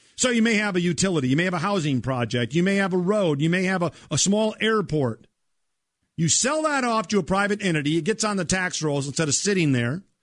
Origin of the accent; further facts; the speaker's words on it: Minnesota, United States; my home state of Minnesota